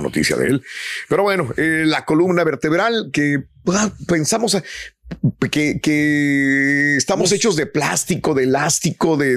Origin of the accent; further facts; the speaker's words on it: Matamoros, Tamaulipas, Mexico; now in United States; cuando yo estaba en Matamoros, Tamaulipas, mi tierra